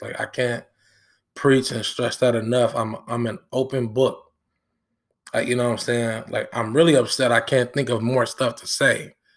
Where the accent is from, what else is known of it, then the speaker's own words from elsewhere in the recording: Dayton, Ohio, United States; also born or lived in Benton Harbor, Michigan; from seven to twenty-four, I've been in Dayton